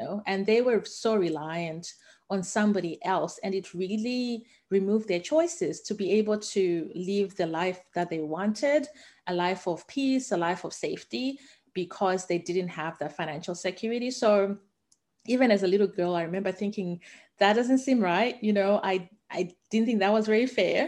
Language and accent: English; Harare, Zimbabwe; now in Australia; I'm originally from Zimbabwe. I grew up in the capital city in Harare.